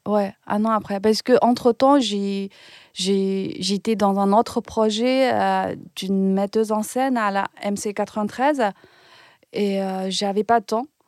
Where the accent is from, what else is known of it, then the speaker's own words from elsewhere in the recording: Ningbo, Zhejiang, China; French is a second language; moved away as an adult; now in France; je devais retourner dans, dans ma ville natale, Ningbo. C'est une ville à côté de Shanghai